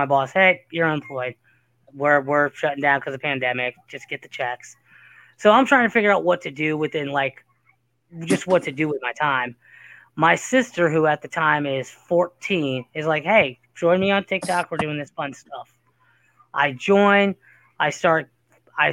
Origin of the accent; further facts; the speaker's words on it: Cincinnati, Ohio, United States; I'm from Cincinnati